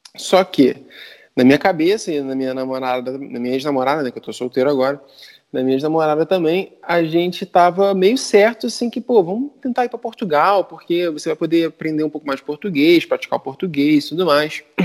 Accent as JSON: {"language": "Portuguese", "country": "Brazil", "accent": "Brazilian", "said": "meu sotaque, sotaque de brasileiro"}